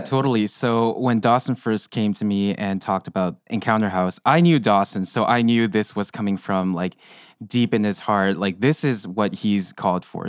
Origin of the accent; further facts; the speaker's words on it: South Korea; moved away; I'm from South Korea